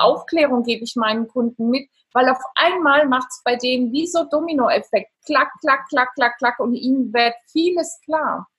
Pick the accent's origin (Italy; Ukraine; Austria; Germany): Italy; ich bin Italienerin